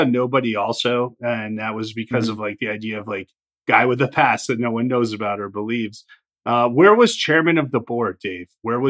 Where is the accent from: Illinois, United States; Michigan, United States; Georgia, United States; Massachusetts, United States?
Illinois, United States; I grew up in Illinois.